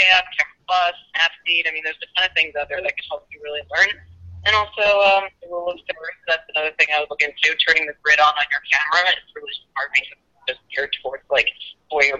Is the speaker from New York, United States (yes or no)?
yes; New York City, New York, United States; born or raised there